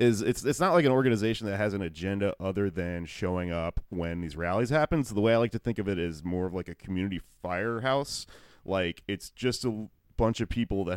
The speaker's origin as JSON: {"language": "English", "region": "Texas", "country": "United States", "tie": "born or raised there", "said": "I grew up in Texas"}